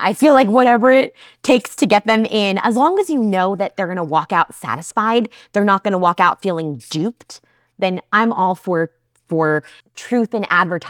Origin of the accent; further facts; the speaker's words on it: New Jersey, United States; I'm a Jersey girl. We're tough. We're unsweetened iced tea people here.